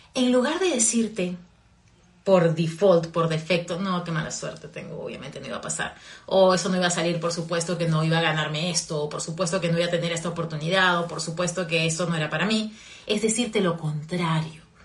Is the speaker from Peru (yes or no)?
yes; Peru; also born or lived in Virginia, United States; now in Florida, United States; en mi país, en Perú